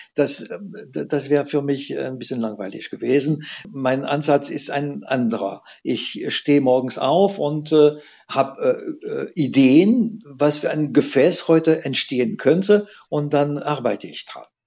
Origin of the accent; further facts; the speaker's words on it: France; now in Saarbrücken, Germany; Ich komme aus der Atlantikküste